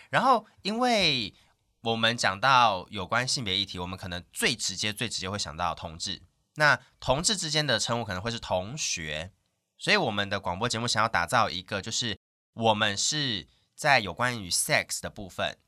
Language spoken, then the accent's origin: Chinese; Taoyuan, Taiwan; accent: Sixian Hakka; also born or lived in Hsinchu; 我自己是桃园人